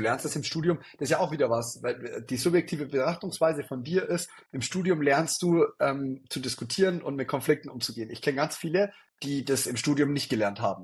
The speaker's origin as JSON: {"language": "German", "town": "Neumarkt in der Oberpfalz", "region": "Bavaria", "country": "Germany", "also_born_or_lived": "Innsbruck / Regensburg", "said": "bei uns in Neumarkt"}